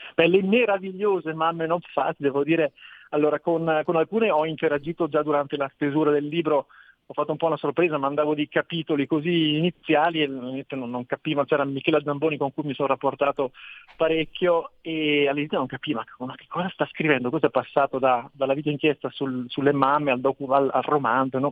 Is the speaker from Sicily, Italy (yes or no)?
no; Trento, Trentino-Alto Adige, Italy; io sono di Trento